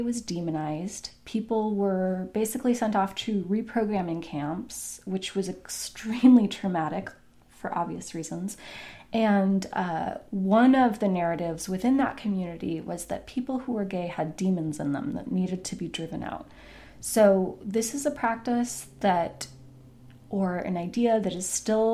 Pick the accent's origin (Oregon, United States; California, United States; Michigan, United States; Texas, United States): Oregon, United States; Portland; my hometown of Portland